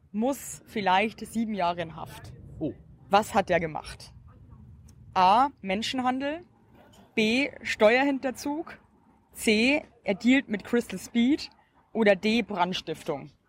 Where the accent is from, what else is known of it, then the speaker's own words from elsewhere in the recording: Regensburg, Bavaria, Germany; Aus Regensburg.